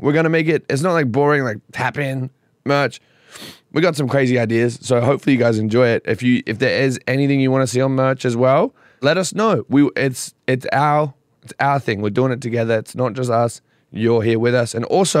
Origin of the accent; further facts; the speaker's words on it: Australia; I'm from Australia.